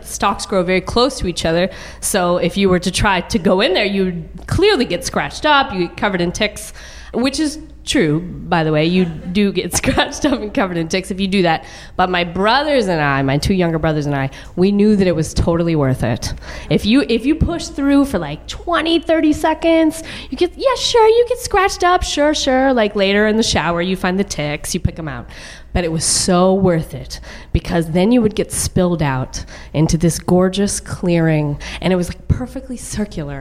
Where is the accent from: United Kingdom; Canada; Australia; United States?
United States; suburb of Dallas, Texas; born or raised there